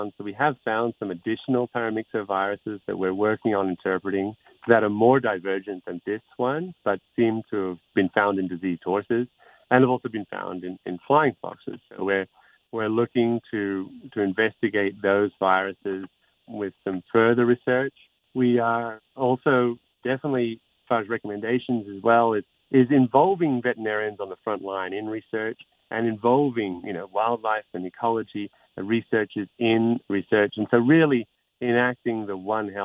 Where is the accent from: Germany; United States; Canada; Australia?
Australia; Queensland; also born or lived in Sydney, New South Wales; now in Great Ocean Road, Australia; I was born in Sydney, as it happened, but I grew up in Queensland.